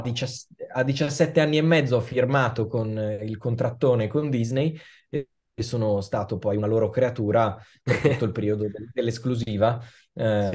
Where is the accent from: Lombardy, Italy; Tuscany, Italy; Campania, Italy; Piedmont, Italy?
Lombardy, Italy; Milan; io sono nato e cresciuto a Milano